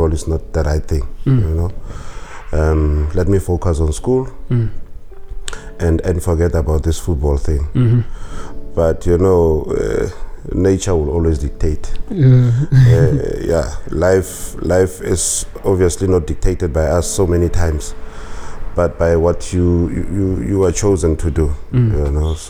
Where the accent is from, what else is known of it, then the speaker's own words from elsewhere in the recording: Pretoria, Gauteng, South Africa; also born or lived in Mabopane; I grew up in Atteridgeville and used to play in the streets